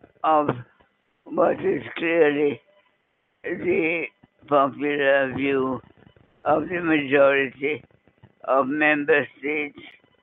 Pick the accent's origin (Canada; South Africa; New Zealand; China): Canada; as a Canadian